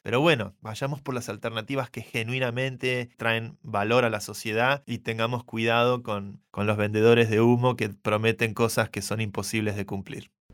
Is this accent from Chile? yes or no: no; Argentina; Lo digo como argentino.